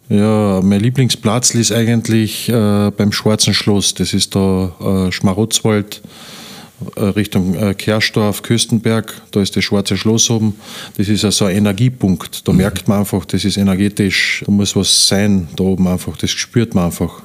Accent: Wernberg, Carinthia, Austria; also born or lived in Upper Styria; Ich bin äh, eigentlich geboren in der Obersteiermark. Mhm. Ja. Und mit sieben Jahren sind wir nachher, wie mein Vater gestorben ist, sind wir nach Kärnten gezogen mit meiner Mutter, weil meine Oma und meine Tante eben schon da waren und aufgewachsen halt da in Wernberg

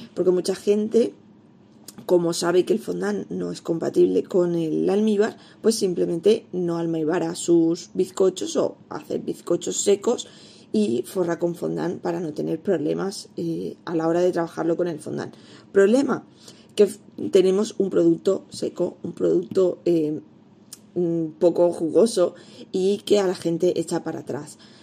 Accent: Elda, Valencian Community, Spain; en la zona de Alicante, donde yo vivo, en Elda, yo soy de Elda

